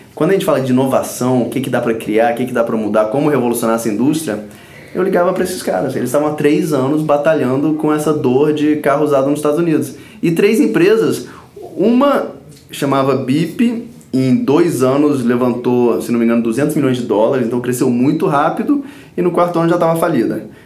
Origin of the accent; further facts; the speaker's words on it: Brazil; also born or lived in Stanford, United States; o país onde eu nasci. Eu amo esse país, eu amo o Rio